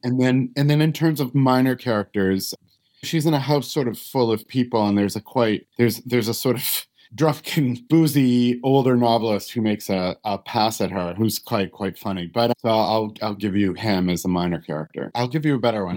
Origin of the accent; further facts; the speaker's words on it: United States; I'm an American